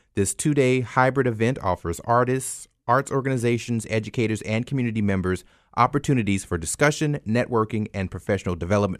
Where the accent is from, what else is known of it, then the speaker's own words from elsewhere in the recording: Opelousas, Louisiana, United States; I'm originally from Opelousas